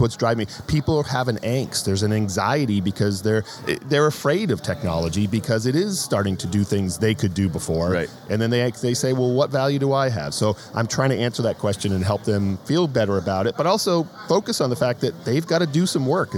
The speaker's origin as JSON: {"language": "English", "region": "New England", "country": "United States", "tie": "born or raised there", "also_born_or_lived": "Northern Virginia", "moved": "yes", "said": "My wife and I grew up in New England"}